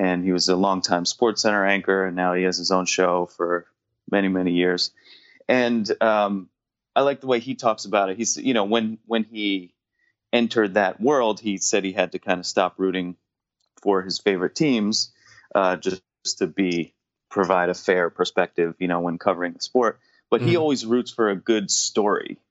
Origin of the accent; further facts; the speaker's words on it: New Jersey, United States; growing up in New Jersey